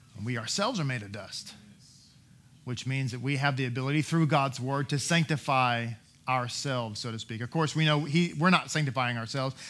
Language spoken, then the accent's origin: English; Texas, United States; I am an American, I'm a U S citizen, all those things, right? It's all the same thing. Texan